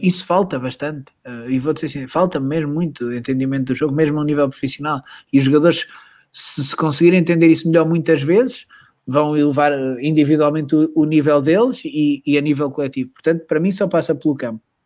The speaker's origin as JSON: {"language": "Portuguese", "country": "Portugal", "also_born_or_lived": "Madrid", "moved": "as an adult", "said": "sou português"}